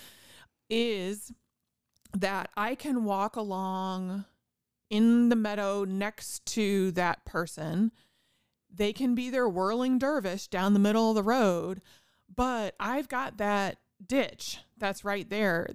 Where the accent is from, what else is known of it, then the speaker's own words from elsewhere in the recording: Indiana, United States; I grew up in Indiana